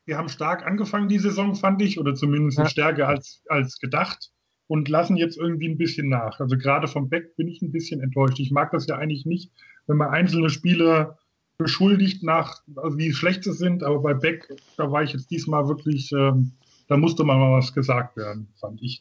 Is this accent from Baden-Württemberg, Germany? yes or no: no; Grünberg, Hesse, Germany; also born or lived in Giessen; komme aus Gießen in Hessen, bin aufgewachsen in Grünberg